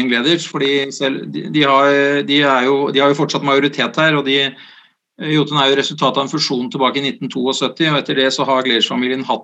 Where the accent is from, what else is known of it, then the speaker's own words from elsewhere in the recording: Sandefjord, Vestfold, Norway; Det er helt riktig. Eh, jeg er født i Sandefjord